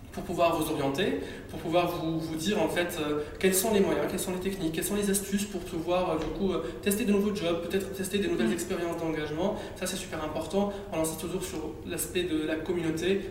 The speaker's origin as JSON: {"language": "French", "country": "Tunisia", "also_born_or_lived": "Île-de-France", "moved": "yes", "lives_now": "France", "said": "Sachant que je suis tunisien, j'avais pas la nationalité française"}